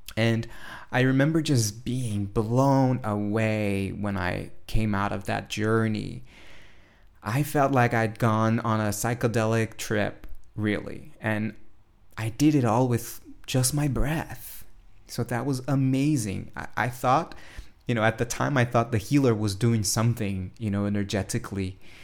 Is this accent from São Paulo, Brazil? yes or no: yes; São Paulo, Brazil; Today, I'm in São Paulo, Brazil, my hometown